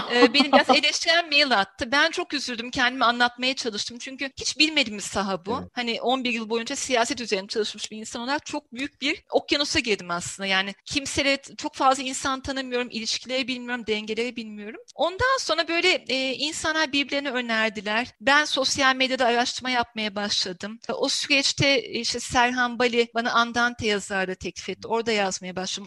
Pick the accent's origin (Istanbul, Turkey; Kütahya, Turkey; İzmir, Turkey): İzmir, Turkey; İzmir doğumluyum.